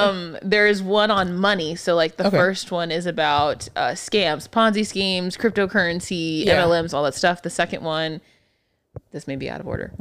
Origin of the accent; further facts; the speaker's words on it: Texas, United States; we're fucking from Texas